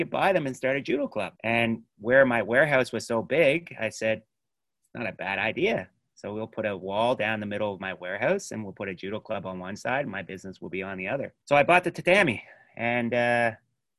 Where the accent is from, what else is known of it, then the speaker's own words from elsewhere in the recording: Halifax, Nova Scotia, Canada; I grew up in Spryfield, so in a bad area with a few bad people